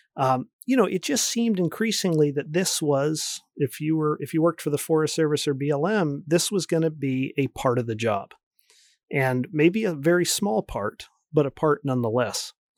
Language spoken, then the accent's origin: English; D.C., East Coast, United States; moved away as an adult; also born or lived in Oregon / Michigan; I grew up near Washington, D C